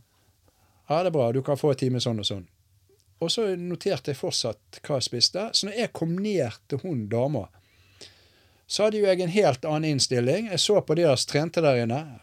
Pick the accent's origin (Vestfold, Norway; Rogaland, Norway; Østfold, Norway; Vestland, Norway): Vestland, Norway; Askøy; moved away as an adult; also born or lived in Bergen, Norway; now in Risør, Norway; Nå har jo jeg vært der lenger enn eh, jeg har vært hjemme i Bergen